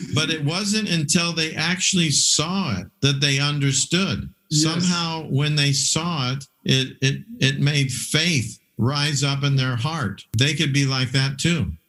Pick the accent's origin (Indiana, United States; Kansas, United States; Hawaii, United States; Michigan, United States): Hawaii, United States; moved away; also born or lived in Samoa; I did my DTS in Kona, in uh, Hawaii because I grew up in Hawaii